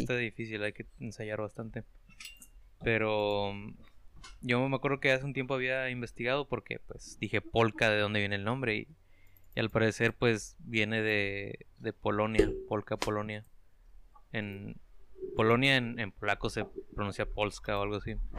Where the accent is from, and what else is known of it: Mexico